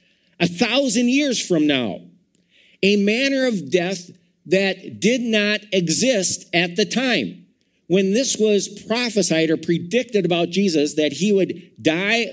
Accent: Madison, Wisconsin, United States; I was born in Madison, Wisconsin

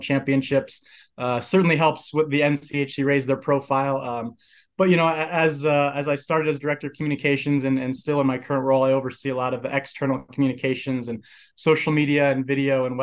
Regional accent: Oxford, Ohio, United States; moved away as an adult; now in Colorado Springs, United States; I'm actually originally from Oxford, Ohio, so home of the Miami University Redhawks

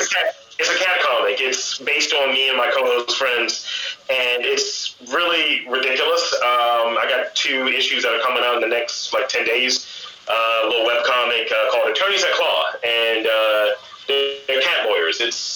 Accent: Baltimore, Maryland, United States; Yes, I am.

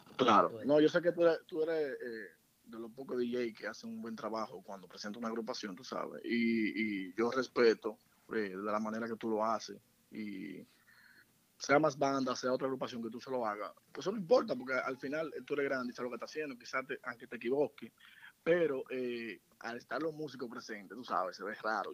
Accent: Santiago de los Caballeros, Santiago, Dominican Republic; soy de Santiago, de un sector llamado Buenos Aires

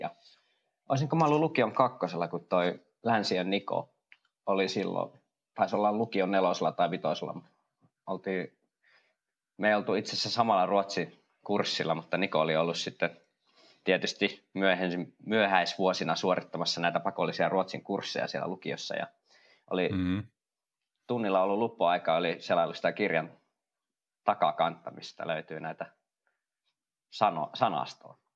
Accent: Kuopio, North Savo, Finland; mä oon itse Kuopiosta kotoisin

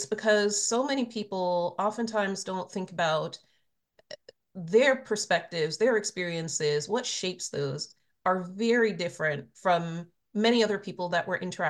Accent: Trinidad & Tobago; now in United States; I was born in Trinidad. I grew up in the Caribbean.

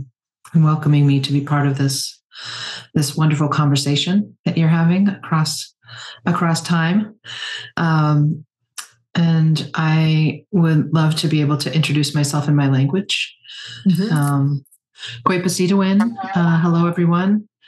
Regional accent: Penobscot Nation, Maine, United States; I am from the Penobscot Nation and the Passamaquoddy tribe of Tsibayak. My family is Bear Clan from the Penobscot Nation and Crow Clan from the Passamaquoddy tribe of Tsibayak. And we are here in Banawabskewi territory in Chkwabinakiyak, which is the Canadian Maritimes and down into Maine

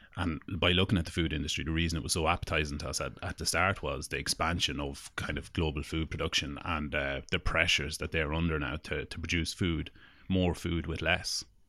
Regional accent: Longford, Leinster, Ireland; we're from Longford

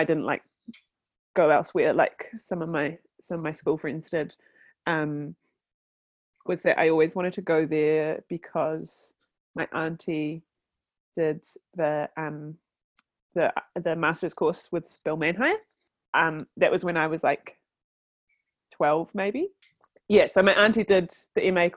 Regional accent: Wellington, New Zealand; I grew up in Wellington. Yeah, the longest I've been away from here is 1 month. but yeah, grew up here, born and raised

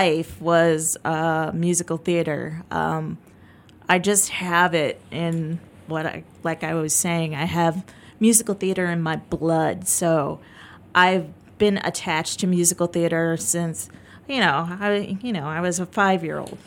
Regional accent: Chicago, Illinois, United States; moved away as an adult; also born or lived in Florida; I grew up in the suburb of Chicago, but I actually went to high school in downtown Chicago

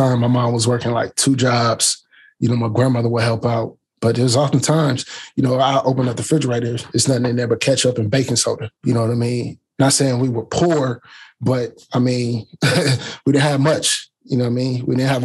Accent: Canton, Ohio, United States; I'm from Canton, Ohio. And Canton is a old steel mill town.

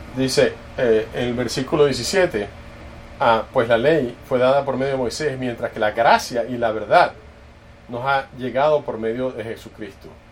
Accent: Dallas, Texas, United States; yo crecí en, en Dallas

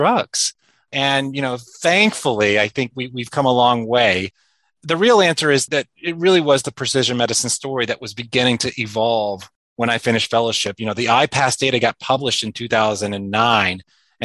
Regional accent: South Georgia, United States; moved away as an adult; also born or lived in New York City; now in Washington, D.C., United States; I grew up in South Georgia and, you know, well below the perimeter of Atlanta, which is an important distinction

